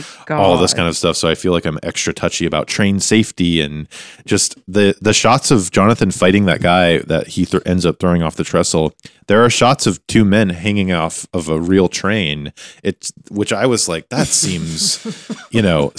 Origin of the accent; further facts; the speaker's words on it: Whitefish, Montana, United States; moved away; Growing up in Whitefish, where the train would go through, we had a train right outside the back of our house.